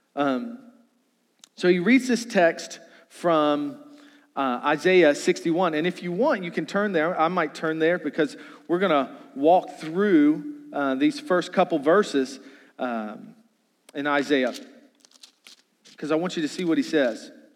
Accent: Charles City County, Virginia, United States; growing up in Charles City County, I only had a double wide

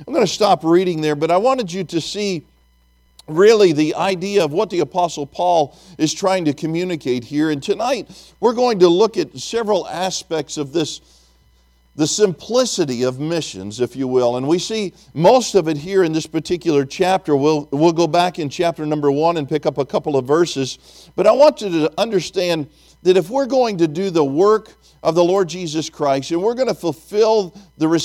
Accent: Tennessee, United States; I'm from Tennessee

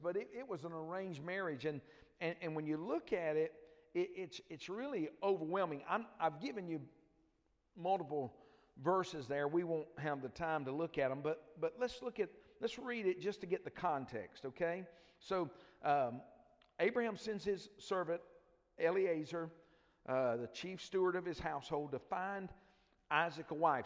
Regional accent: Dothan, Alabama, United States; I grew up in L.A. Uh, no, that's not Los Angeles if you're thinking that. It's lower Alabama

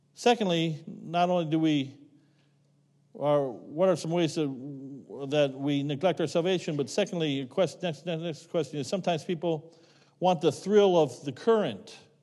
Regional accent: Rock Creek, Ohio, United States; moved away as an adult; I grew up in Rock Creek, Ohio.

